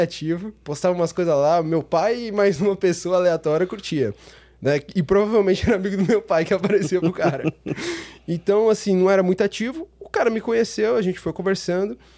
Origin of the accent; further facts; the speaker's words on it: São Paulo, Brazil; also born or lived in Praia Grande; eu sou de São Paulo. Nasci, nasci na região da, da Zona Sul, né? Ali na Saúde